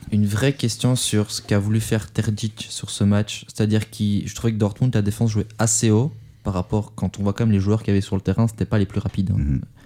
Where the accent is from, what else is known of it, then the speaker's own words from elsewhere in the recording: France; chez nous en France